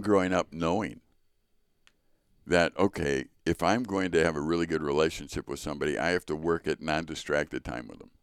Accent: Chicago, Illinois, United States; I was born in Chicago to Richard

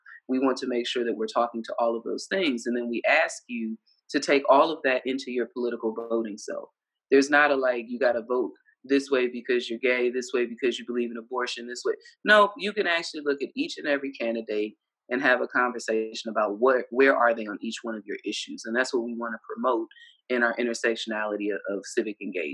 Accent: Ohio, United States; moved away; also born or lived in Alabama / Mississippi / Florida / Georgia; I grew up in Ohio

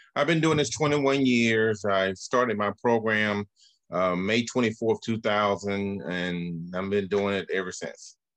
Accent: Birmingham, Alabama, United States; I grew up in the Birmingham housing projects.

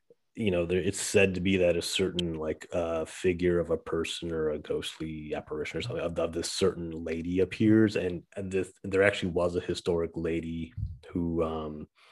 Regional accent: Saginaw, Michigan, United States; there's this cemetery near my hometown where I grew up. In Saginaw, Michigan

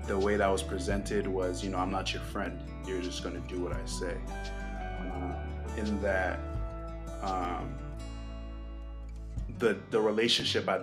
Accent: Boston, Massachusetts, United States; also born or lived in New York City; now in Georgia, United States; I was born in New York City and raised in Boston.

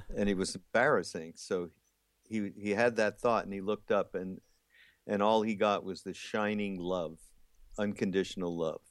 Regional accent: Montreal, Quebec, Canada; also born or lived in Los Angeles; now in South Carolina, United States; I'm actually from Montreal

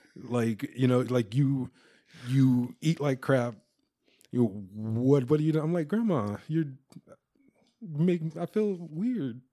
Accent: Moss Point, Mississippi, United States; now in Sacramento, United States; I'm from Moss Point, Mississippi.

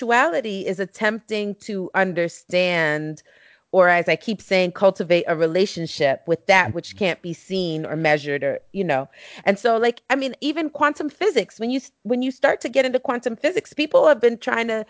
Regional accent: New York City, New York, United States; growing up in East New York, Brooklyn, you know, which at that time was one of the most violent places in the country

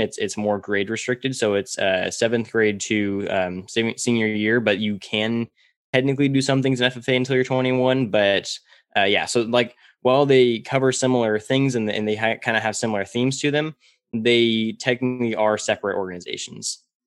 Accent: Central California, United States; I uh, was born and raised in Central California, and I was raised all around dairy farms

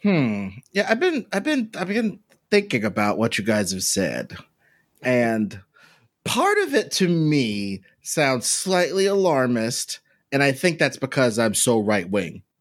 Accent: Kansas City, Missouri, United States; in my hometown

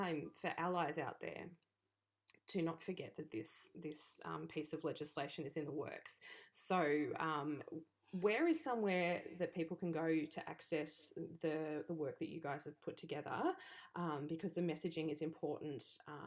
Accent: Australia; being Australian

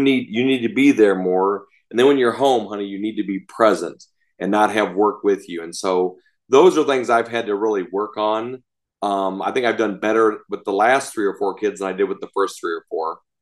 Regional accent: Chicago, Illinois, United States; I grew up outside Chicago

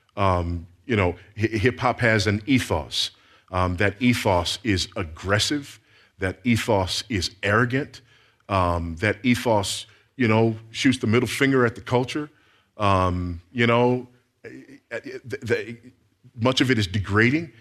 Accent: Los Angeles, California, United States; I grew up in South Central Los Angeles.

